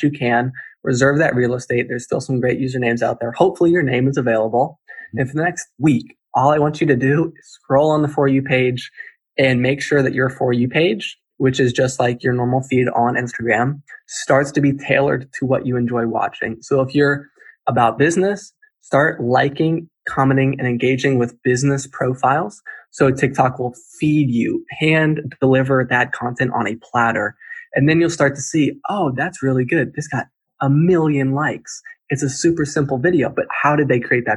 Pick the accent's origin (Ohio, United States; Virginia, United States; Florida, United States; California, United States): Virginia, United States; Charlottesville; I grew up in Charlottesville, Virginia